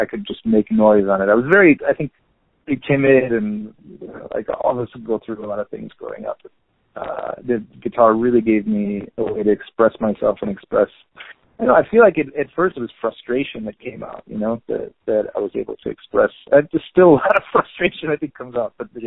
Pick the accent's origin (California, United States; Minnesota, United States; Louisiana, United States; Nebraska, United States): Minnesota, United States; Minneapolis; moved away as an adult; also born or lived in Los Cabos, Mexico; now in Mexico City, Mexico; I'm from Minneapolis, and I got a teaching job, music teaching job in Baja, in Los Cabos.